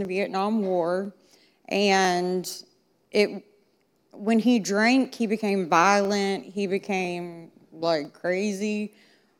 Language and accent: English; Concord, United States